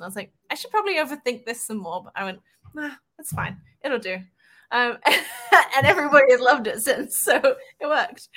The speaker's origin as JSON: {"language": "English", "region": "England", "country": "United Kingdom", "said": "I'm English"}